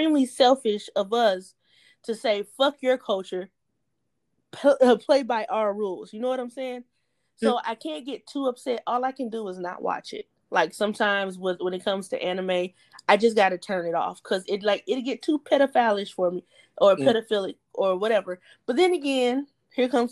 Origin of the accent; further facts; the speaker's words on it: United States; I am from the United States of America